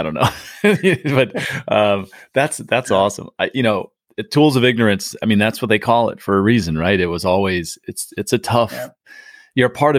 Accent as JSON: {"language": "English", "town": "San Diego", "region": "California", "country": "United States", "tie": "born or raised there", "said": "I grew up in San Diego."}